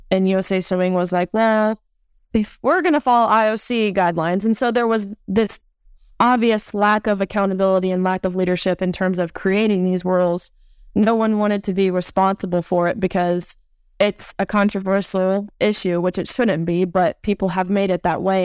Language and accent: English; Nashville, Tennessee, United States; my hometown of Nashua, Tennessee